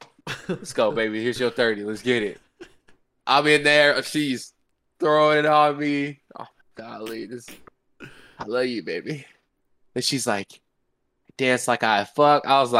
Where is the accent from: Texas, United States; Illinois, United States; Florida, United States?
Illinois, United States; Chicago; I'm from Chicago.